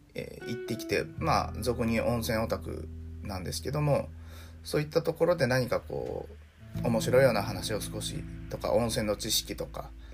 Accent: Hiroshima, Japan; moved away as an adult; also born or lived in Osaka / Tokyo / Hikari, Yamaguchi; 僕はあの広島で生まれ育って

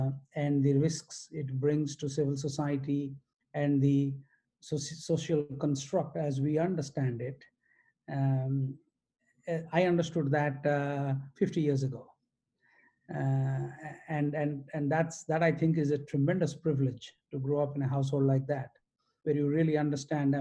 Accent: Odisha, India; I grew up in multiple cities in India, in the state of Odisha

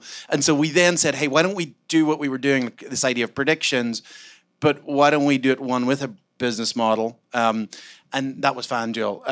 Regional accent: Ireland; I'm Irish.

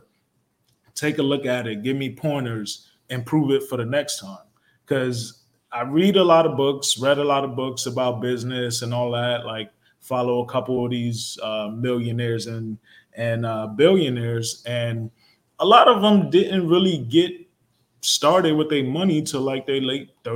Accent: Newark, New Jersey, United States; also born or lived in Montclair, New Jersey; I grew up in Newark, New Jersey

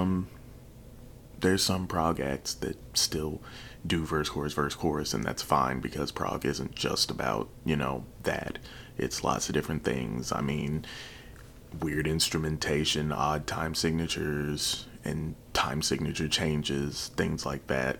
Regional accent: Chicago, Illinois, United States; Chicago, Illinois, my hometown where I was born

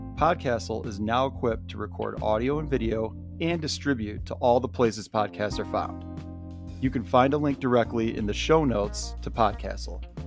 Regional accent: Michigan, United States; we're from Michigan

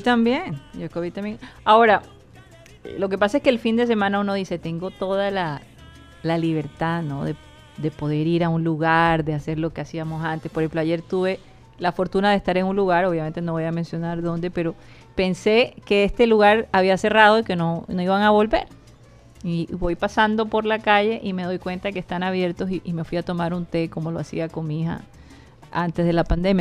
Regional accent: Colombia; moved away; also born or lived in North Carolina; no reconocían nuestro acento, no lo relacionaban con Colombia

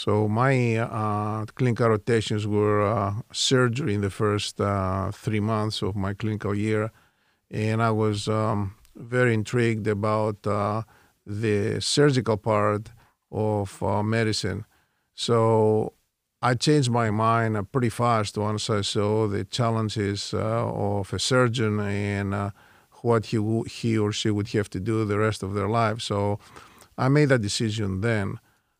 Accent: Thessaloniki, Central Macedonia, Greece; moved away as an adult; also born or lived in Houston, Texas; My family is from Thessaloniki, Greece

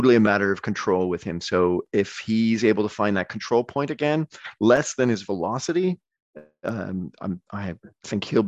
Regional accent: Toronto, Ontario, Canada; accent: Canadian; moved away as an adult; also born or lived in Hamilton, Ontario / Scotland; now in Belgium; growing up in the Toronto sports market

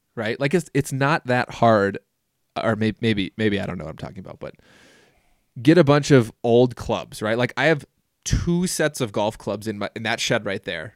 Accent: Minnesota, United States; growing up in Minnesota

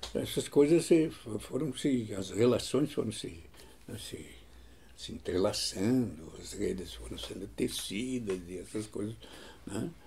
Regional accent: São Luiz Gonzaga, Rio Grande do Sul, Brazil; also born or lived in Bossoroca; eu me criei em São Luís Gonzaga

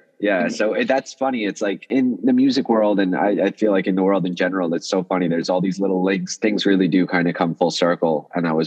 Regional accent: New York City, New York, United States; English is a second language; also born or lived in Russia; I came to the Bronx from Russia when I was 8 years old. Didn't know any English

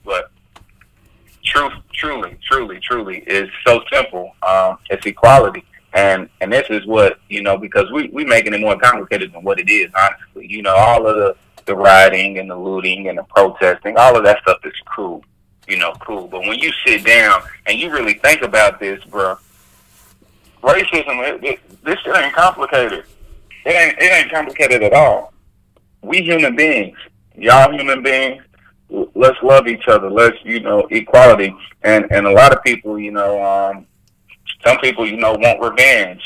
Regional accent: Louisville, Kentucky, United States; I'm from Louisville, Kentucky. I'm stationed out of Louisville

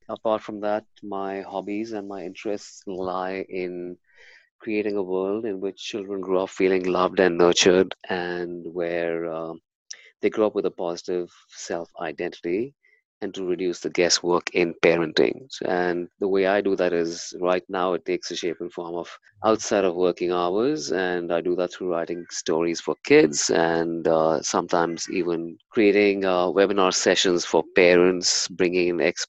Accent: India; So, I was born and brought up in India, and my dad's from the Indian Navy.

